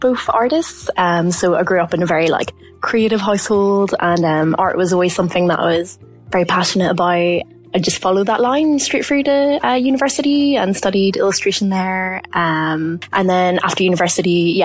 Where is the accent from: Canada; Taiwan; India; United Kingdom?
United Kingdom; Mourne area, South Down, Northern Ireland; I'm from the Mourne's area in South Down, Northern Ireland